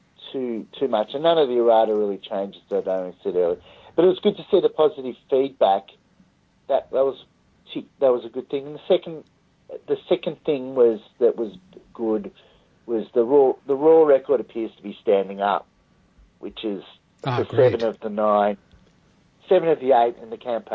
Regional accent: Australia; as an Australian

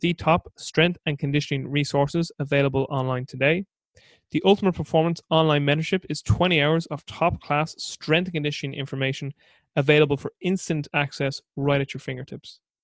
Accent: Ireland; as an Irishman

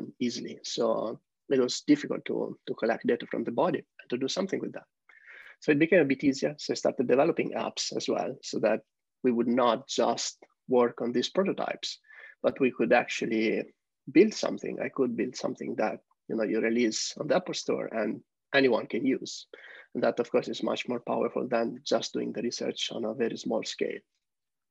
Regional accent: Italy; moved away as an adult; I'm originally from Italy, where I studied computer science engineering

